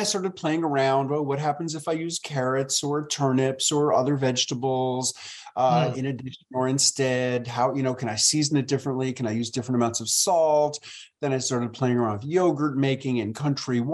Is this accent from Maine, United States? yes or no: no; New York City, New York, United States; moved away as an adult; also born or lived in rural Tennessee; now in Tennessee, United States; I moved from my hometown of New York City to rural Tennessee